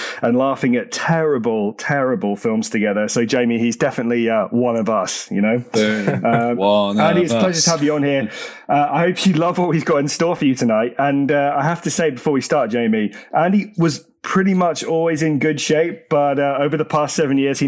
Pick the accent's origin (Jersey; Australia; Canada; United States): Jersey; my hometown, Jersey in the Channel Islands